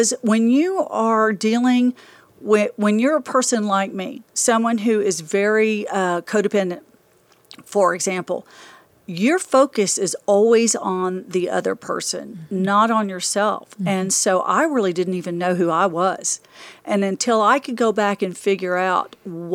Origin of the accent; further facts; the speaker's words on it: Dallas, Texas, United States; also born or lived in Amarillo, Texas; I was raised in Dallas. I was raised here